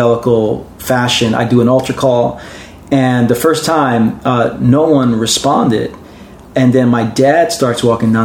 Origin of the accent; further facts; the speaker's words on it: New York City, New York, United States; born and raised in Brooklyn